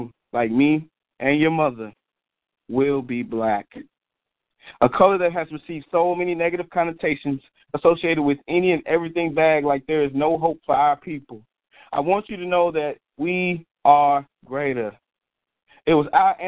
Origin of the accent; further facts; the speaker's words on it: Jonesboro, United States; moved away; I'm originally from Jonesboro